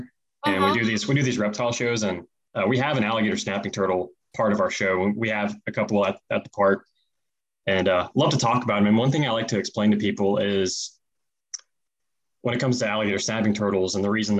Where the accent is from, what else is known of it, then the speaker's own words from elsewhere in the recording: Southeast Texas, United States; I grew up in East Texas, Southeast Texas for much of my life